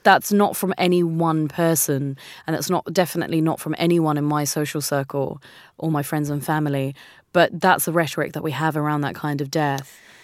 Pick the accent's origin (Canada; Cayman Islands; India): India; moved away; also born or lived in New Zealand; I'm Indian. Um, mm. This is half of my home.